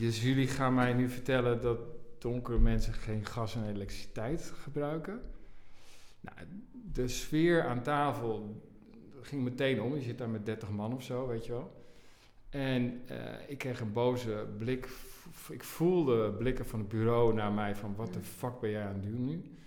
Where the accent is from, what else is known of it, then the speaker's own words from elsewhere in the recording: Assen, Drenthe, Netherlands; also born or lived in Nijkerk; Ik ben geboren in Nijkerk, maar ik ben opgegroeid in Drenthe, in Assen.